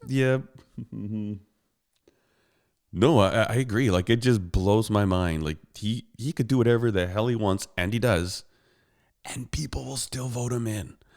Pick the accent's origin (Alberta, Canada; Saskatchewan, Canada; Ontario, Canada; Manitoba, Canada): Alberta, Canada; Calgary; I was born in Calgary, Alberta, and I live in Calgary, Alberta